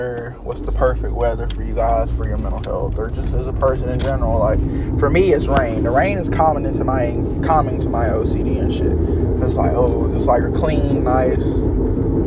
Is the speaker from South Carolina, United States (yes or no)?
yes; Fairfield County, South Carolina, United States; now in Columbia, United States; I'm from Fairfield County